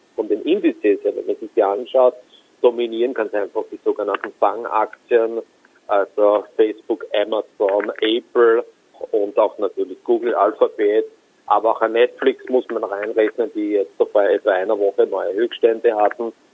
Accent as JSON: {"language": "German", "country": "Austria", "said": "Ich komme aus Österreich"}